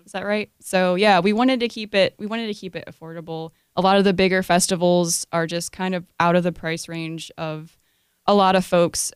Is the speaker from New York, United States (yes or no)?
yes; Rochester, New York, United States; I was born in Rochester, New York